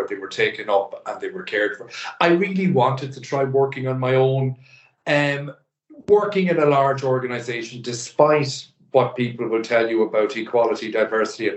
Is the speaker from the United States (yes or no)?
no; the Northwest, Ireland; moved away as an adult; also born or lived in Dublin; I was born up in the Northwest, a kind of, again, an unremarkable but happy kind of a childhood and teenage life.